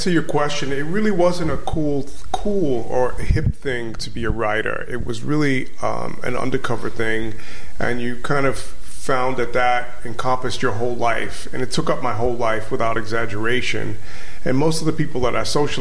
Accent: New York City, New York, United States; originally I'm from Crown Heights, Brooklyn

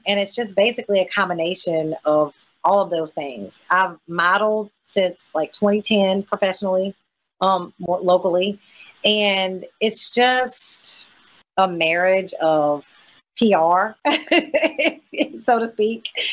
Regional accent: coastal Mississippi, United States; Sometimes people think I'm from Louisiana, and I, I have to explain to them that well, in coastal Mississippi, we have a huge Louisiana New Orleans influence

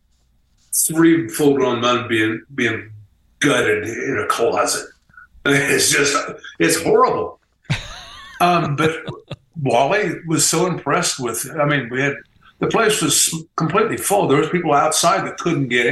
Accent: Midwest, United States; we're from the Midwest

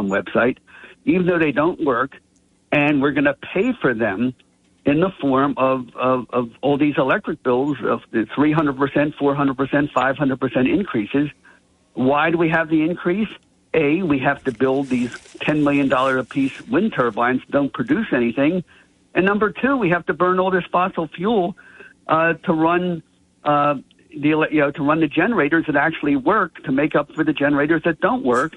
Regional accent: Atlantic City, New Jersey, United States; growing up in Atlantic City

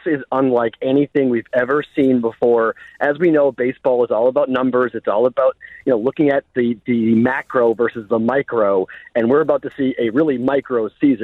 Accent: Boston, Massachusetts, United States; I'm a Bostonian

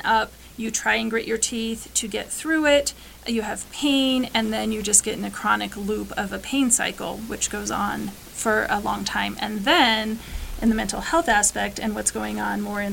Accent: Western Colorado, United States; definitely in Western Colorado, which this is actually my hometown. I'm from this area, so I get to serve my community

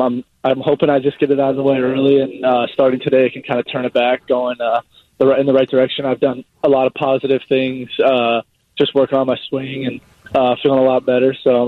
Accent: Michigan, United States; Yeah, my whole family is born and raised in Michigan.

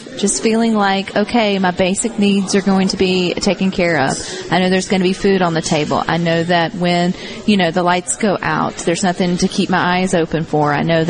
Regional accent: Columbus, Mississippi, United States; moved away as an adult; now in Southaven, United States; So I'm originally from Columbus, Mississippi

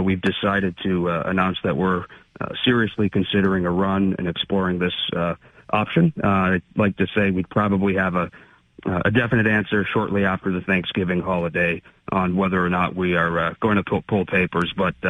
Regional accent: New Bedford, Massachusetts, United States; also born or lived in Dartmouth, Massachusetts; I was born and raised in New Bedford. I went to New Bedford Public Schools for some time. My family's been from New Bedford for, you know, four generations on the Portuguese side

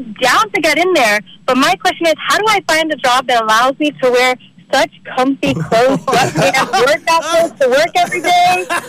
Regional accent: Miami, Florida, United States; now in West Palm Beach, United States; I am from Miami.

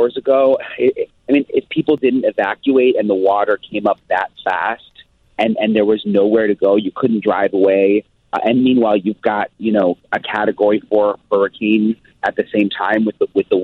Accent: Florida, United States; I'm from Florida

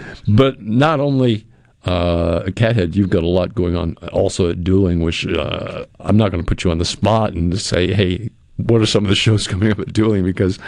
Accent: New England, United States; I mean, I grew up in New England, and when I moved down here, I had no idea of where I was going or why.

